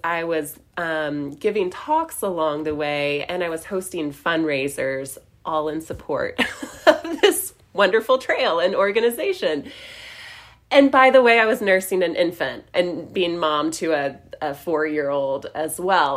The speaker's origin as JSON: {"language": "English", "region": "Western North Carolina", "country": "United States", "tie": "born or raised there", "said": "I grew up in Western North Carolina"}